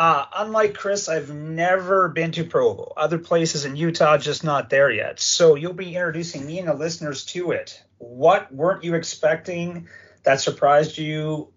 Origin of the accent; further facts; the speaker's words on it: East Coast Canada, Canada; moved away; I'm from East Coast Canada.